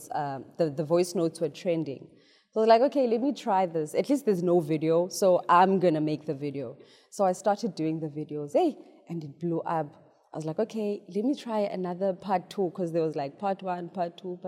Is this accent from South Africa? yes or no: yes; South Africa